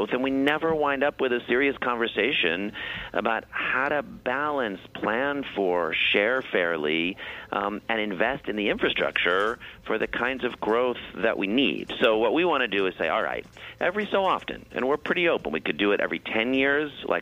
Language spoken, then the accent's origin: English; St. Louis, Missouri, United States; also born or lived in New York City; now in New York, United States; I grew up in St. Louis and I moved to New York and I love being here.